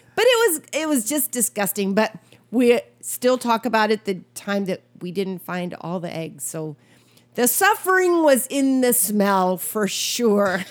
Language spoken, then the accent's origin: English; Wisconsin, United States; moved away; I grew up in Wisconsin as a young